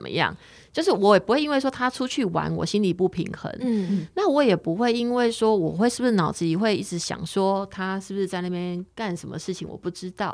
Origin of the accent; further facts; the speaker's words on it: Taiwan; 我们是台湾人